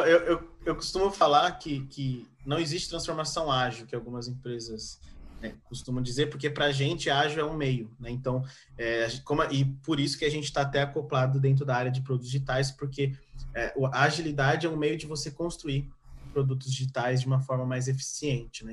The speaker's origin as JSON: {"language": "Portuguese", "region": "São Paulo", "country": "Brazil", "said": "Eu sou paulista"}